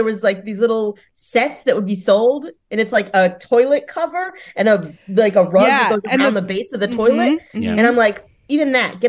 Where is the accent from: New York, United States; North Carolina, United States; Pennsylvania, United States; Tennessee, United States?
North Carolina, United States; Charlotte; moved away; also born or lived in Boston; I'm from Charlotte, North Carolina.